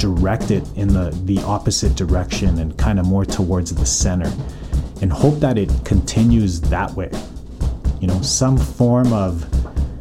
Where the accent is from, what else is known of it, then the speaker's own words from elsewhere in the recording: Calgary, Alberta, Canada; now in North Vancouver, Canada; born and raised in Calgary, currently living in North Vancouver.